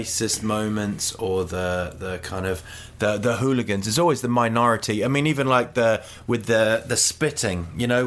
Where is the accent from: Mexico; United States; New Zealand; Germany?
New Zealand; I'm from New Zealand